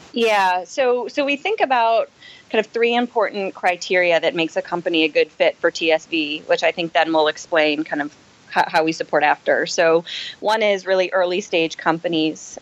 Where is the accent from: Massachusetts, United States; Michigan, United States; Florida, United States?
Massachusetts, United States; Boston; moved away as an adult; now in New York, United States; I'm from the Boston area.